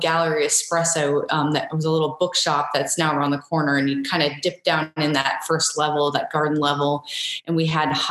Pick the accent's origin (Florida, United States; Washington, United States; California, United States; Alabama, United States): Florida, United States; Sarasota; now in Savannah, United States; I was born and raised in Sarasota, Florida